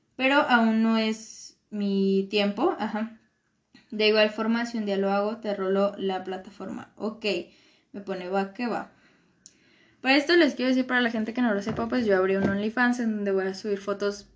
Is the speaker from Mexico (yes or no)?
yes; Michoacán, Mexico; pues de Michoacán